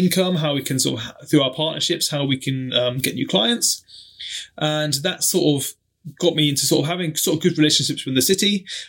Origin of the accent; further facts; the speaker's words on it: Germany; I'm an army brat myself. So I grew up in Germany, following my dad around as he sort of in the army.